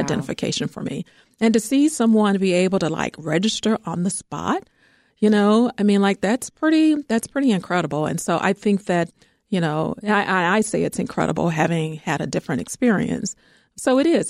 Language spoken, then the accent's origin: English; Georgia, United States; now in Chicago, United States; I'm from Georgia